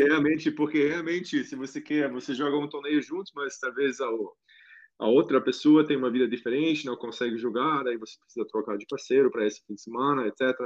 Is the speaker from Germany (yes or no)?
yes; Germany; Portuguese is a second language; now in Brazil; minha infância na Alemanha